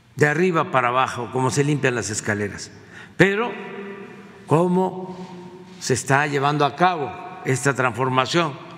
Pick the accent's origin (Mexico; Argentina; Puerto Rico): Mexico; Tabasco; now in Mexico City, Mexico